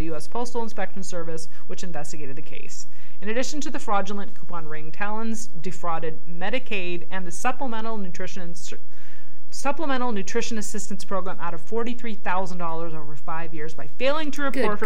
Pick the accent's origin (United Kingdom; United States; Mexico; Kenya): United States; Snohomish, Washington; moved away; also born or lived in Escondido; I grew up in Snohomish, in pretty much deep country